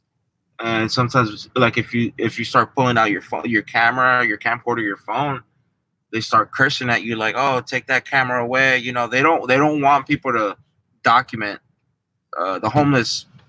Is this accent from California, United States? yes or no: yes; San Francisco, California, United States; also born or lived in Mexico; I was born in Mexico, but I don't have any memories of Mexico. So I pretty much grew up in San Francisco.